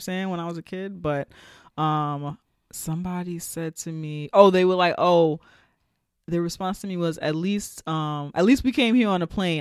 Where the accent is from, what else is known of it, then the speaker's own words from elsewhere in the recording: United States; Black Americans and our connection to Africa